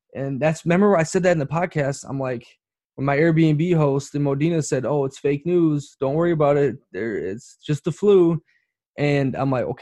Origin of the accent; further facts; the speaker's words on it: United States; now in Bologna, Italy; being American